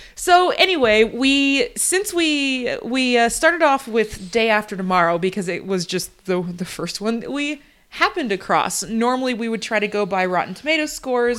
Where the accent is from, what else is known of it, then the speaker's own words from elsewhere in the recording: Florida, United States; moved away; the state that we're from, we don't live there anymore, but we're from Florida